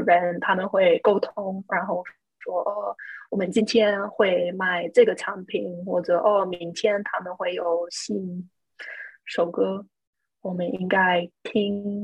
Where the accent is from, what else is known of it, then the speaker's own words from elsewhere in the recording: United States; 我也是美国人